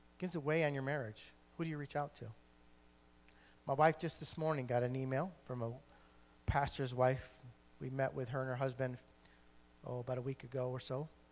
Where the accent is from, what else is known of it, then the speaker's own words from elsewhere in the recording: Geneva, New York, United States; I'm a New Yorker, uh, born and bred